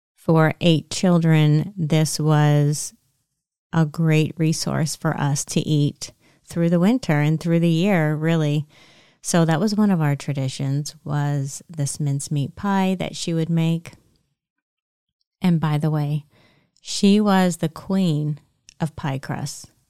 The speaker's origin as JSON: {"language": "English", "area": "Lancaster County", "region": "Pennsylvania", "country": "United States", "tie": "born or raised there", "said": "I grew up in Lancaster County, Pennsylvania"}